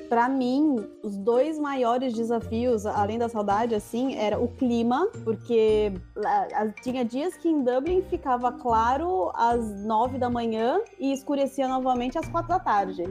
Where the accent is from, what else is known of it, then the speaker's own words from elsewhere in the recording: Brazil; moved away as an adult; Eu, eu saí do Brasil